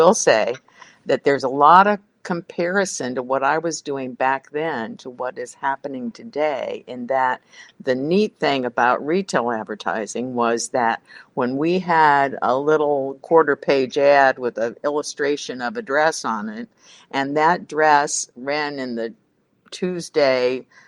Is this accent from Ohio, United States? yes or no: yes; Cincinnati, Ohio, United States; I'm from Cincinnati, and Procter & Gamble is doing some amazing things right now.